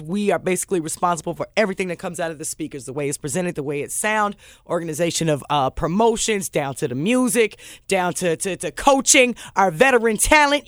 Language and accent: English; Omaha, Nebraska, United States; moved away as an adult; also born or lived in Chicago / Memphis; that's where I grew up and went to college